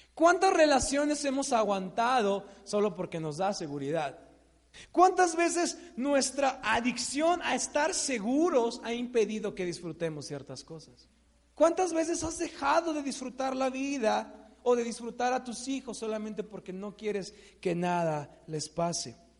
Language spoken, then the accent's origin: Spanish; Mexico; típico mexicano